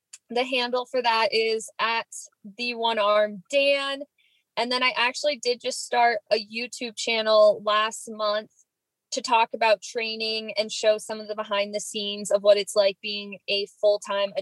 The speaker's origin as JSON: {"language": "English", "town": "Boise", "region": "Idaho", "country": "United States", "tie": "born or raised there", "also_born_or_lived": "Indianapolis, Indiana", "moved": "as an adult", "said": "I grew up in Boise, Idaho"}